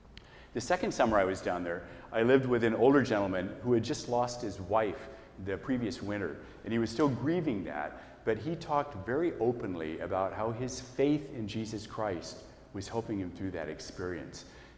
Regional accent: Hillsboro, Oregon, United States; I grew up right here in Hillsboro, the middle child of five in a strong family. We were not a churchy family, although we went to Mass every weekend without fail.

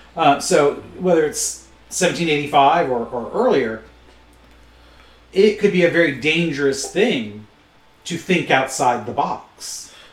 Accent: Michigan, United States; being born and bred in Michigan, even though my parents both come from Eastern Kentucky

